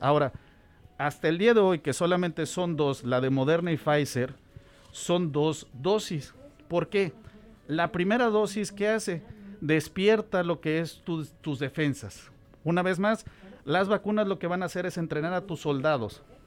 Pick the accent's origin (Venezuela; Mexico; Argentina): Mexico; Tuxpan, Veracruz; moved away as an adult; also born or lived in Nebraska, United States; now in Omaha, United States; Soy mexicano, originario de Veracruz.